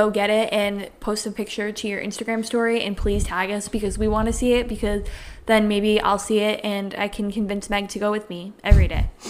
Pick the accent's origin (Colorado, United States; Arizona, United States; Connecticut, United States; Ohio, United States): Connecticut, United States; as we just said, we're from Connecticut